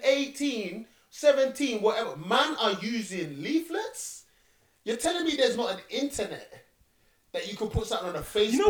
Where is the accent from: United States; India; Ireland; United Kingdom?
United Kingdom; As a Brit, because we haven't had those proper conversations yet.